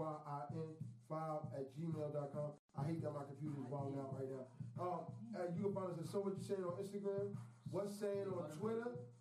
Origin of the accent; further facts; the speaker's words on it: New York City, New York, United States; I'm from Queens